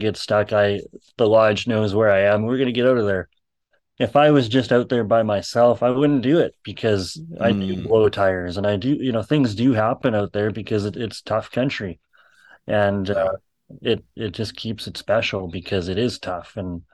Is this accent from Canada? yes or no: yes; Alberta, Canada; moved away as an adult; now in British Columbia, Canada; I come from Alberta, where I can go just about to any river in Alberta